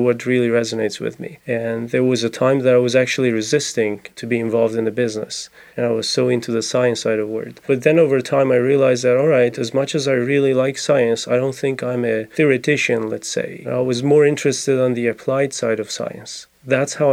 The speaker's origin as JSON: {"language": "English", "country": "Iran", "tie": "born or raised there", "moved": "as an adult", "lives_now": "Gainesville, United States", "said": "I grew up in Iran, I came to the U.S. about 11 years ago."}